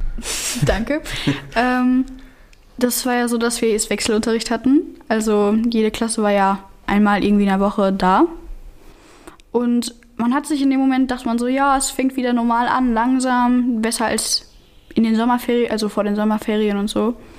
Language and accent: German; Germany; ich bin Deutsche